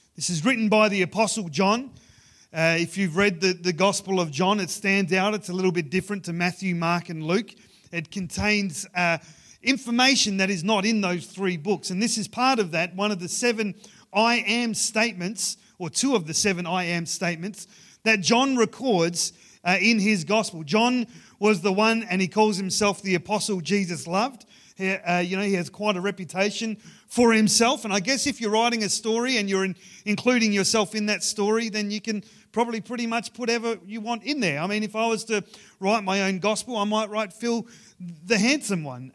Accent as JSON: {"language": "English", "town": "Ceduna", "region": "South Australia", "country": "Australia", "tie": "born or raised there", "moved": "yes", "said": "growing up in Sejuna"}